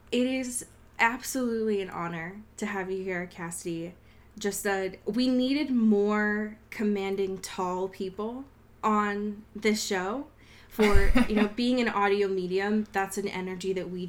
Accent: New Jersey, United States; and then I say I'm from Jersey

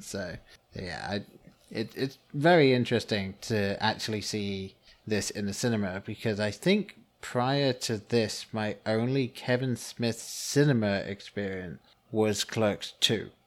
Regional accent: England, United Kingdom; growing up in England

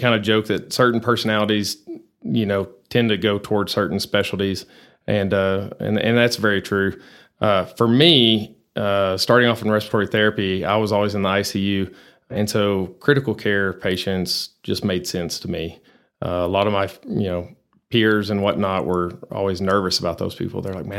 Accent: Abilene, Texas, United States; now in Amarillo, United States; Well, I grew up in Abilene, always been a Texas boy.

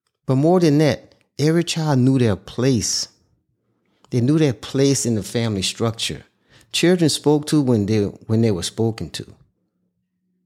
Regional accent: Houma, Louisiana, United States; also born or lived in New Orleans, Louisiana; me growing up in Houma, Louisiana, New Orleans, the New Orleans area, for more than, for my life, that's where I grew up

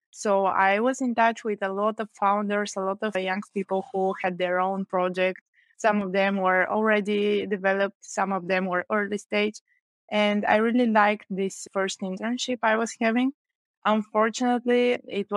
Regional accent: Sofia, Sofia City, Bulgaria; I grew up in Sofia

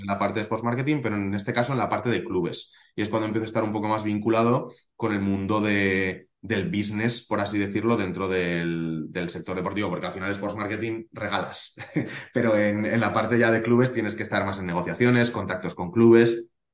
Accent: Zaragoza, Aragon, Spain; Y yo soy de Zaragoza, he vivido aquí toda la vida

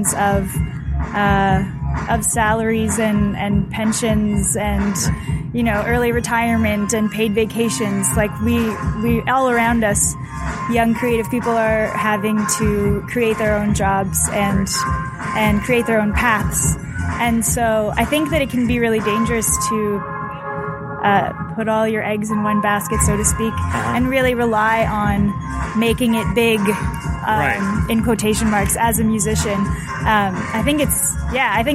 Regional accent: Toronto, Ontario, Canada; I'm from Toronto.

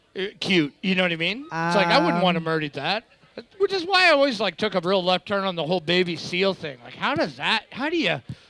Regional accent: Canada; We're Canadian.

